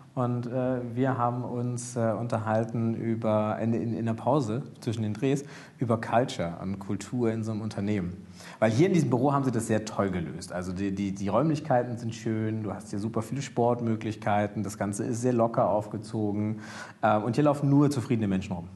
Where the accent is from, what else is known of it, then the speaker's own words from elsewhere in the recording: Germany; als, als Deutsche